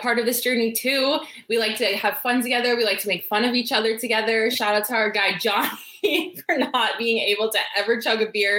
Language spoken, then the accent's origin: English; Colorado, United States; I was born in Colorado